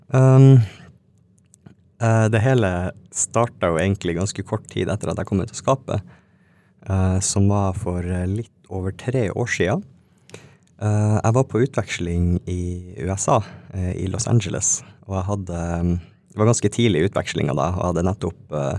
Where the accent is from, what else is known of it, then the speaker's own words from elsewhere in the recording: Alta, Finnmark, Norway; moved away; also born or lived in Tana; jeg er fra Tana, oppvokst i Alta